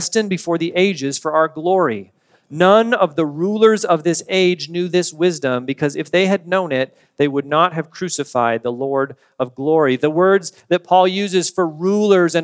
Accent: United States; We are Americans. I like being an American. I've always enjoyed being a citizen of this country

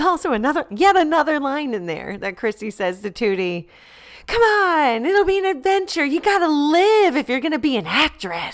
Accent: Deltona, Florida, United States; Deltona, is where I was born and raised

